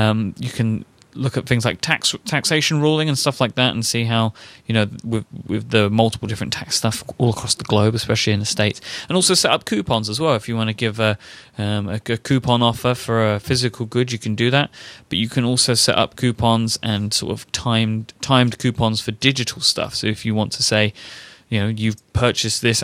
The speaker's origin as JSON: {"language": "English", "region": "London", "country": "United Kingdom", "tie": "born or raised there", "accent": "Cockney", "said": "I grew up in the East End of London, so I'm considered to be a Cockney."}